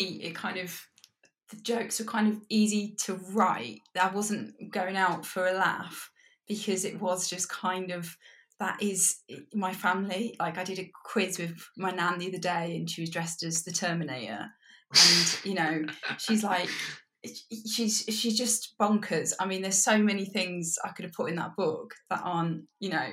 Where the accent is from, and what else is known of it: Coventry, West Midlands, United Kingdom; born or raised there